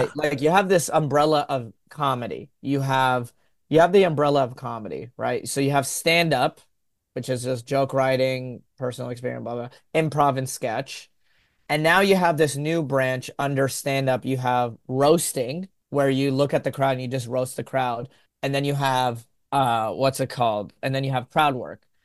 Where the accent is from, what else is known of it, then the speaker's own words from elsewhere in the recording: Texas, United States; a Yemeni American growing up in Texas